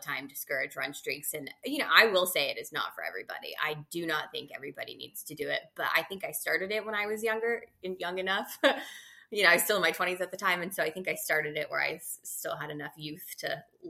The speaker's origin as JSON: {"language": "English", "region": "California", "country": "United States", "tie": "born or raised there", "said": "growing up in California"}